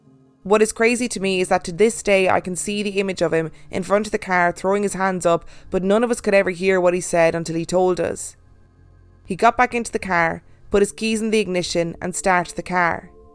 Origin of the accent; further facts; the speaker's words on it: Minnesota, United States; We are originally from Minnesota, but love taking trips around the state because of the vast history it has to offer.